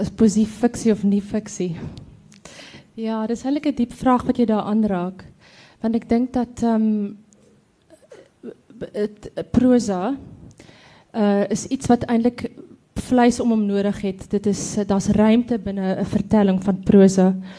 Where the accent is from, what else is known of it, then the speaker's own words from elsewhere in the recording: Free State, South Africa; ek kom van die Billy Driehoek, te Pavilionskroon, so dis daar tussen dis Botawil Kroonstad wêreld.